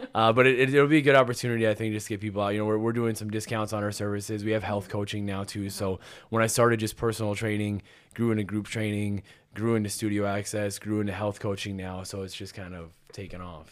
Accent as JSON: {"language": "English", "town": "Pemberton", "region": "Minnesota", "country": "United States", "tie": "born or raised there", "also_born_or_lived": "Saint Clair, Minnesota", "said": "I am originally from Pemberton."}